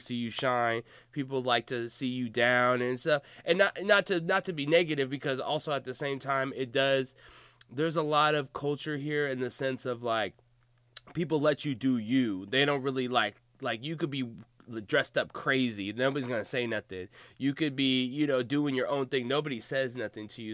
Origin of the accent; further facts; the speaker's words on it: Seattle, Washington, United States; I'm from Seattle